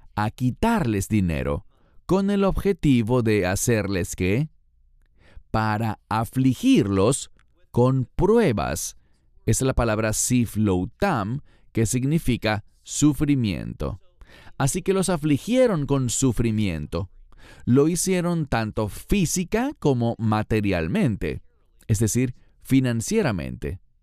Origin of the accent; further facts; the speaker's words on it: Israel; un habitante que soy de Israel